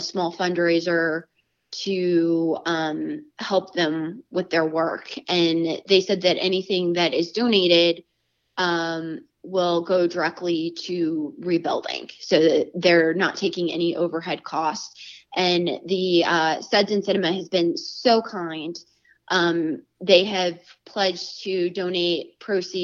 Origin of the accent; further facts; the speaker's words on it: Pensacola, Florida, United States; moved away as an adult; now in Atlanta, United States; I'm in Atlanta now, but we're from Pensacola.